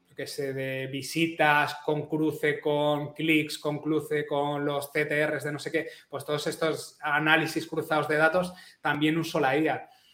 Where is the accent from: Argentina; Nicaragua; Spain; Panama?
Spain; Madrid, Community of Madrid; now in Catalonia, Spain; soy madrileño, aunque ahora vivo en Cataluña